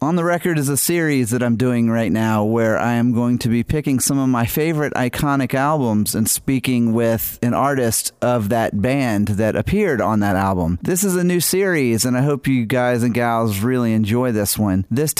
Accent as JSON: {"language": "English", "town": "New Orleans", "region": "Louisiana", "country": "United States", "tie": "born or raised there", "also_born_or_lived": "Atlanta", "moved": "yes", "said": "growing up in New Orleans"}